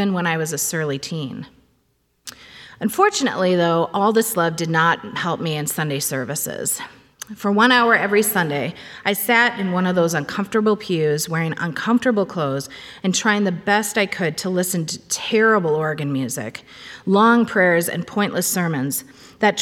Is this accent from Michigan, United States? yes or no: no; Cambridge, Minnesota, United States; I grew up in Cambridge, Minnesota, attending the First Baptist Church there